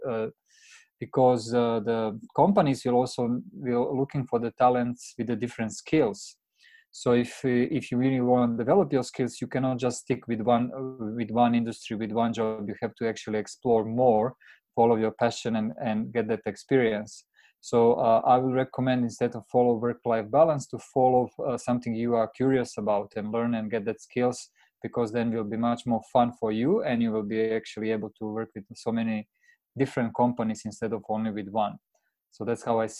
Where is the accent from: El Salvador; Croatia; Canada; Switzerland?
Croatia; moved away as an adult; now in Tokyo, Japan; I'm based in Tokyo right now for the last seven years. The reason is because I met my Japanese wife in my home country in Croatia.